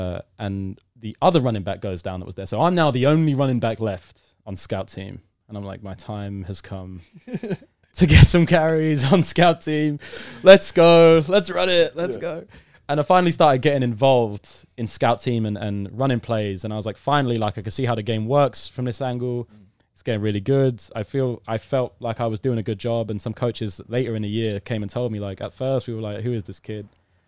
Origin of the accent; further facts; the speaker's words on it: United Kingdom; I'm British. British fans are pretty rowdy when it comes to sport.